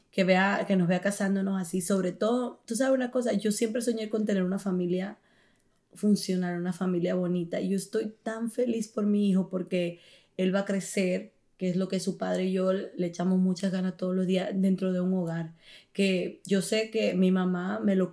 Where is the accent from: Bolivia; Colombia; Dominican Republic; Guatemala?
Dominican Republic; no se dio en Italia porque no debía ser allí, debía ser en mi tierra, en República Dominicana, y entonces ahí pues será la boda muy pronto.